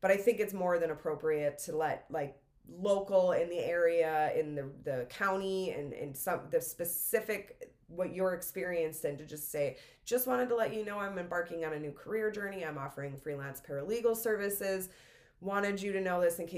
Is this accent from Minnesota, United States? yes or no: yes; Minnesota, United States; moved away; I'm originally from Minnesota. It's Minnesota in me of like just saying sorry